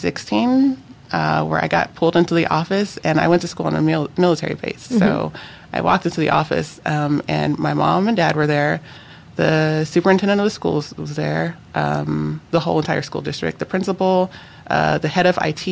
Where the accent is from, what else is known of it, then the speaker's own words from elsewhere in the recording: Alaska, United States; moved away as an adult; also born or lived in Miami; I grew up in Alaska. My school was tiny.